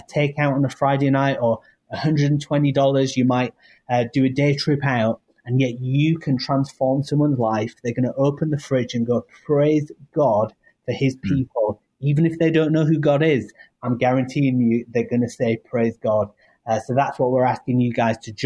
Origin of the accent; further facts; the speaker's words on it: United Kingdom; now in United States; You might hear my accent. Yes, originally from the UK, but now living in this amazing nation